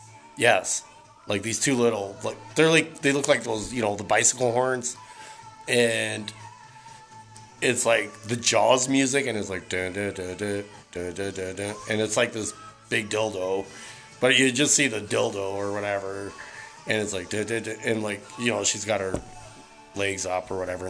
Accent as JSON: {"language": "English", "town": "Calgary", "region": "Alberta", "country": "Canada", "tie": "born or raised there", "said": "growing up in Calgary"}